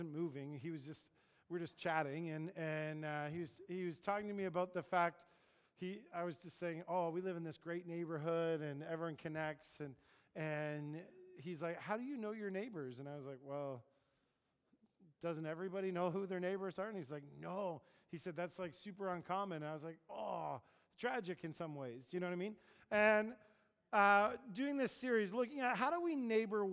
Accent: Paris, Ontario, Canada; I grew up kind of in Paris, Ontario

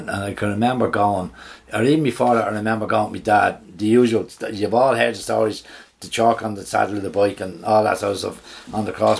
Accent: Dublin, Leinster, Ireland; I'm from Churchtown, right?

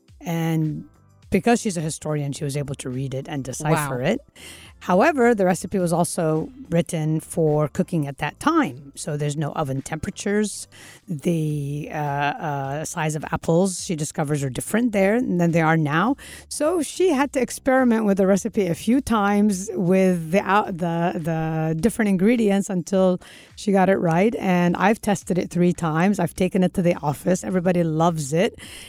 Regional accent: Kuwait; I explain I came from Kuwait.

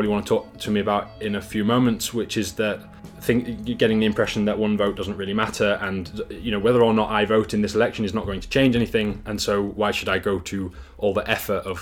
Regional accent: Yorkshire and the Humber, United Kingdom; moved away as an adult; also born or lived in Harrogate / China; now in Denmark; I'm from Yorkshire, like Dan. Actually, we went to school together, and now I live in Denmark

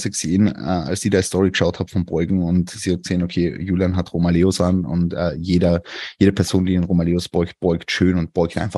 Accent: Vienna, Austria; ich komme aus Wien.

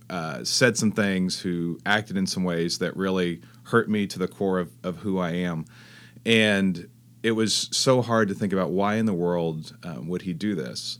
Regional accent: Fresno, California, United States; also born or lived in Texas; now in La Jolla, United States; I grew up in Fresno, California

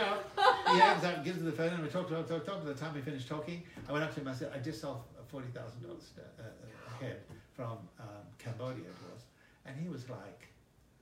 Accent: Greece; now in United States

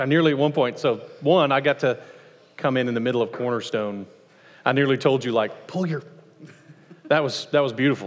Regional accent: United States; as Americans

